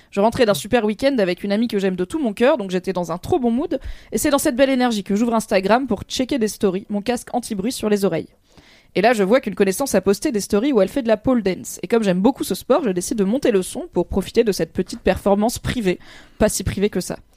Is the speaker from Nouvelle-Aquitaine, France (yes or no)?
yes; Bordeaux, Nouvelle-Aquitaine, France; Et en vrai, je viens de Bordeaux, qui, contrairement à ce qu'on pense, est une des villes où il pleut le plus en France.